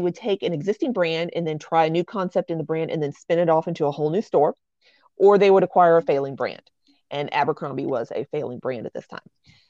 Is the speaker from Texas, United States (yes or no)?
yes; Texas, United States; I'm from Texas.